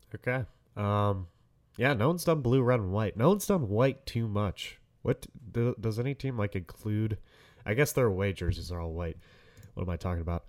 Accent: Detroit, Michigan, United States; I'm from Detroit

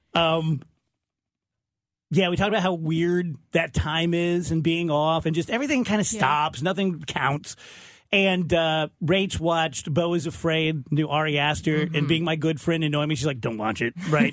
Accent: South Roxana, Illinois, United States; I'm from South Roxana.

